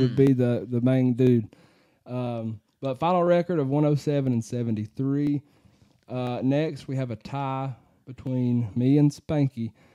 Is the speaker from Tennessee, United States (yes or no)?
yes; Fairview, Tennessee, United States; local people, Chads from my hometown